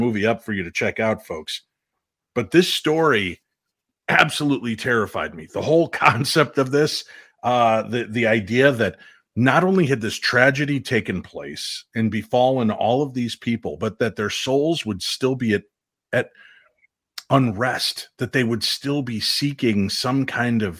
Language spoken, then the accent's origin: English; Chicago, Illinois, United States; I grew up in the Chicagoland area